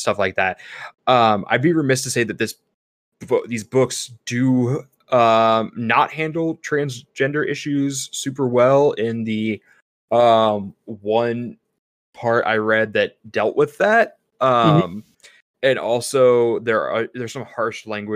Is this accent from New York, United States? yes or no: no; Missouri, United States; moved away; also born or lived in California